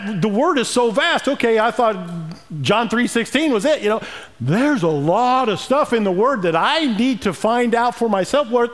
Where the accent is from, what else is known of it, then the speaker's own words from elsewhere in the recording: Emden, Illinois, United States; moved away; Growing up in Emden, Illinois, 550 people, you know. Well, 548 since my brother and I left 40 years ago